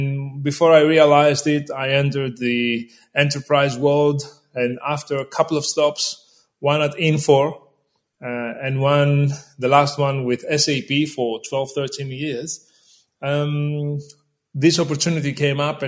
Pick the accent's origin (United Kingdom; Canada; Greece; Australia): Greece; accent: Greek; I was born in Greece. I was raised in Greece, which you can tell from the accent